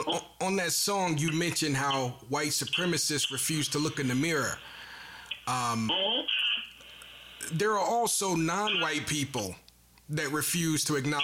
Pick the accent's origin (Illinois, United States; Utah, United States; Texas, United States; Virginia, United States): Illinois, United States; Chicago; I'm from Chicago